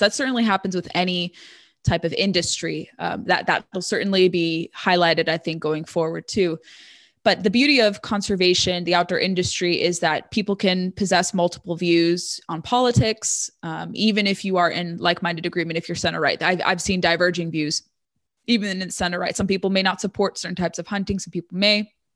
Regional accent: Orange County, Southern California, United States; moved away as an adult; also born or lived in San Diego; now in Northern Virginia, United States; I'm originally from Southern California in what they call Reagan country, Orange County, born and raised there

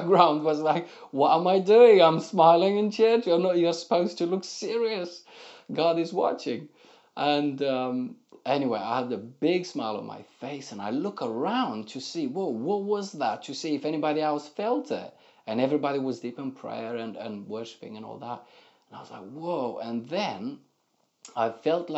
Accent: Moldova; moved away as an adult; now in England; my entire growing up in Moldova

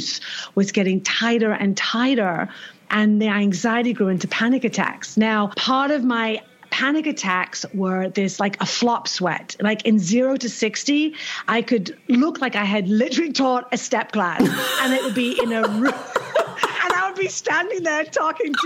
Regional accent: England, United Kingdom; moved away as an adult; now in New York, United States; And we're British.

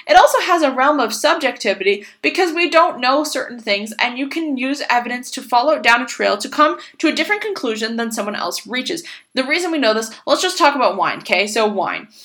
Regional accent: Boston, Massachusetts, United States; I'm from Boston, Massachusetts

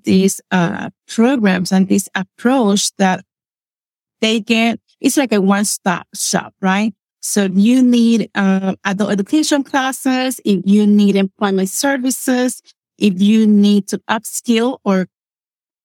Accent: Puerto Rico; English is a second language; moved away as an adult; now in Lancaster, United States; I grew up in a small town on the west side of Puerto Rico

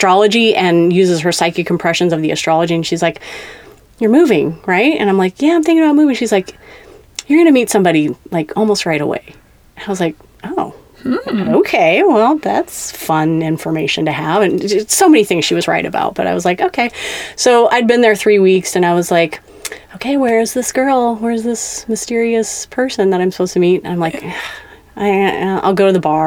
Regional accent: Kansas City, Missouri, United States; moved away as an adult; also born or lived in West Coast; I am from Kansas City, Missouri, originally

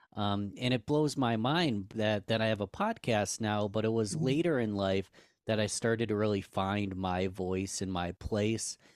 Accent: Rochester, New York, United States; I'm born and raised in Rochester, New York.

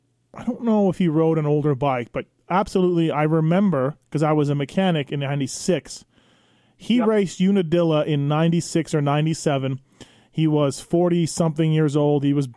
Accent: Canada; moved away; also born or lived in Santee, California; I'm from Canada

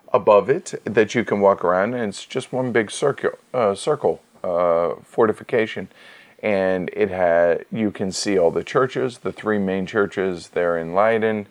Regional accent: United States; being an American

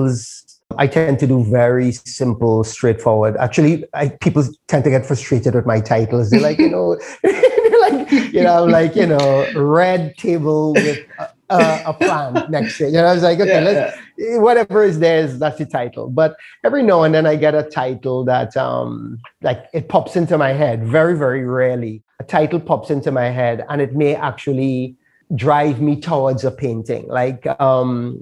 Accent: Trinidad & Tobago; I'm from Trinidad

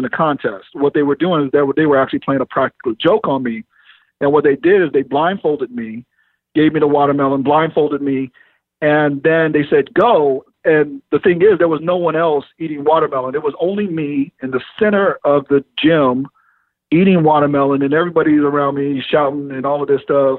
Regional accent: Oceanside, California, United States; being born and raised in Oceanside, which is a very racially diverse city

